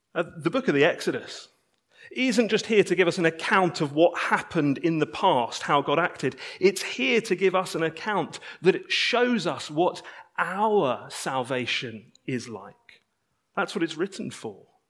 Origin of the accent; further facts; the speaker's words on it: United Kingdom; I'm a British citizen